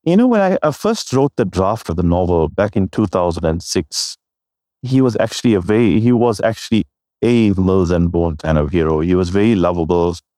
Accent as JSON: {"language": "English", "country": "South Africa", "said": "I'm a South African Indian of uh, depending on which side you look at, on my mom's side, I'm third generation."}